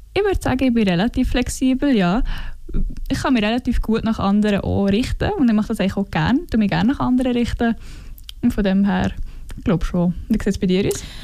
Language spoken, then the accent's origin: German; Fiesch, Valais, Switzerland; accent: Walliser Deutsch; moved away as an adult; now in Bern, Switzerland; ich bin in Wallis aufgewachsen, also bin im Kindergarten, wo Fisch bezügelt und dort ich meine ganze Schulzeit verbracht